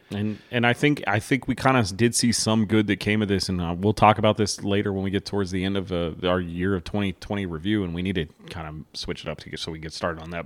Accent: United States; As an American

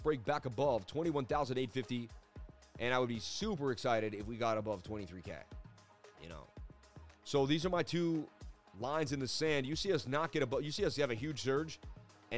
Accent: Boston, Massachusetts, United States; being Irish growing up in Boston

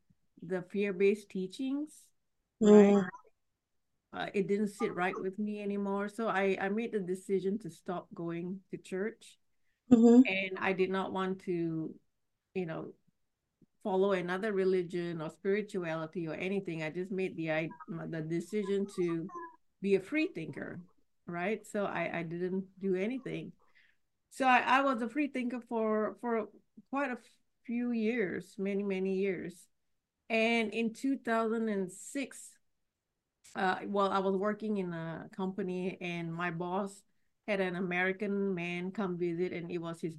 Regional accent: Singapore; I was born and raised in Singapore

